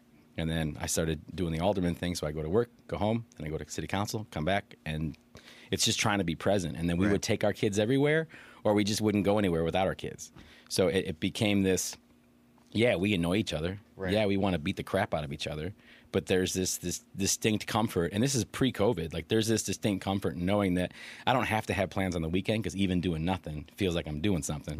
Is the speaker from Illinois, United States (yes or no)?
yes; Aurora, Illinois, United States; also born or lived in Oak Park; So born in Oak Park, but I was raised in Aurora.